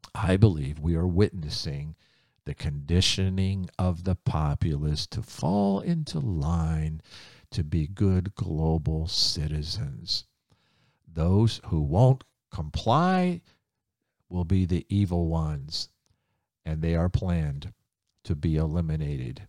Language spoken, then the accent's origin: English; Ohio, United States; I grew up in Ohio